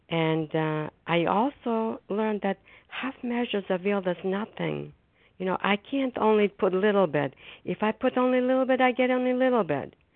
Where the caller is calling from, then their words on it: Foxborough, Massachusetts, United States; I'm a grateful recovering compulsive overeater, and I'm calling from Foxborough, Massachusetts.